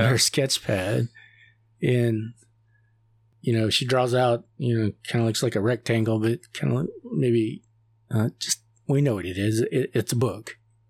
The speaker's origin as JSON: {"language": "English", "region": "Oklahoma", "country": "United States", "said": "you know, I'm from Oklahoma, so you see a lot of these little bridges."}